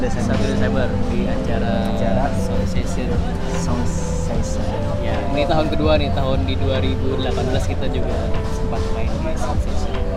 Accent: Kalimantan, Indonesia; kita dari Kalimantan

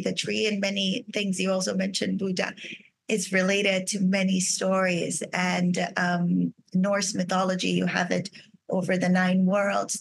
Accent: Brazil; moved away as an adult; I was raised in Brazil.

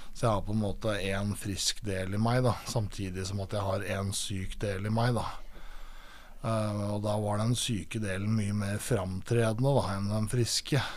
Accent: Aurskog, Akershus, Norway; also born or lived in Lørenskog; Jeg vokste opp i Aurskog, eh, født eh, på Lørenskog eh, sykehuset der og vokste opp i Aurskog som barn

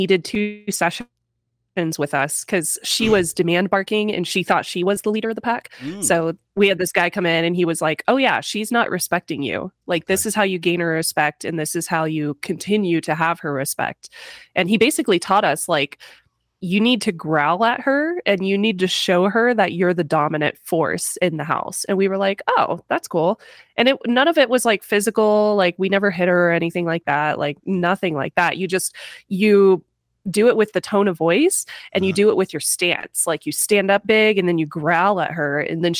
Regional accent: Georgia, United States; born there; So my mom's family is from North Carolina, but I was born in Georgia.

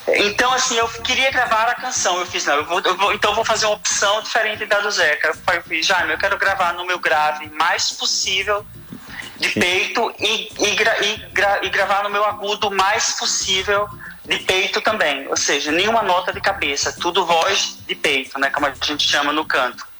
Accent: Recife, Pernambuco, Brazil; sou pernambucano, sou nascido no Recife.

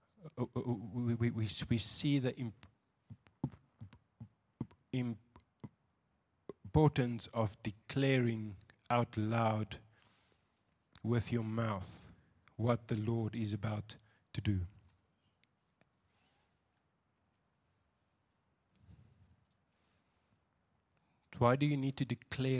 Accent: Windhoek, Khomas, Namibia; I'm from Windhoek

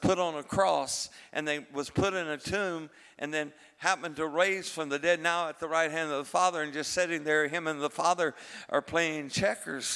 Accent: Texas, United States; I am a Texan, and I'm a Holy Spirit Texan.

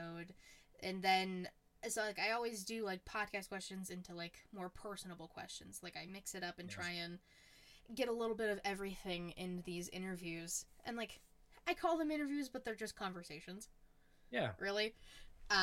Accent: Pittsburgh, Pennsylvania, United States; I'm a Pittsburgh girl

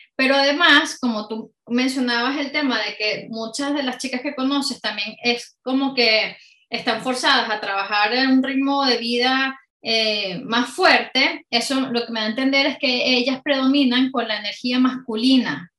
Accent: Caracas, Capital District, Venezuela; moved away as an adult; now in United Kingdom; una chica venezolana, eh, soy de Caracas y bueno, llevo ya más de 14 años fuera de Venezuela, pero aquí en el Reino Unido

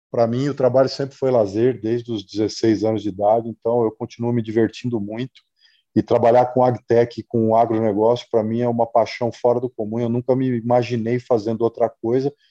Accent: Cuiabá, Mato Grosso, Brazil; Eu sou de Cuiabá, em Mato Grosso. Então, eu nasci no principal estado produtor

